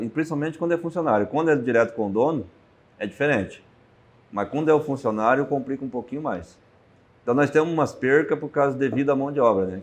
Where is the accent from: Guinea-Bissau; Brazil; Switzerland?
Brazil; Toledo, Paraná; Eu sou de Toledo, Paraná, oeste do Paraná